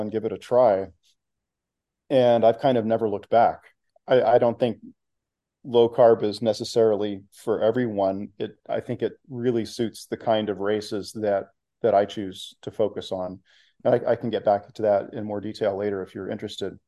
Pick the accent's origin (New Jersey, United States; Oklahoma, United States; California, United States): Oklahoma, United States; moved away as an adult; also born or lived in Texas / Oregon / Washington / Massachusetts; now in Bay Area, United States; I grew up in Oklahoma